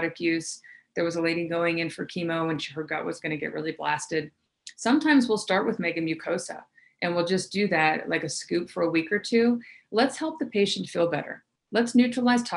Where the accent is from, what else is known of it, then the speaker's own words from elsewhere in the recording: the South, United States; I grew up in the South